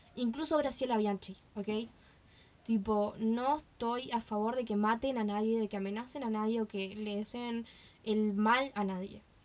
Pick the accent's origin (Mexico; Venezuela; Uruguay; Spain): Uruguay